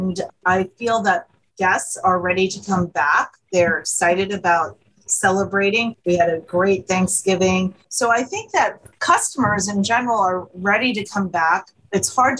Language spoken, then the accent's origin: English; Monmouth County, New Jersey, United States; moved away as an adult; now in Philadelphia, United States; I'm originally from the Northern New Jersey shore. I grew up in a small little town in Monmouth County, New Jersey, and I came to Philadelphia to go to college in the mid-80s, and I have never left.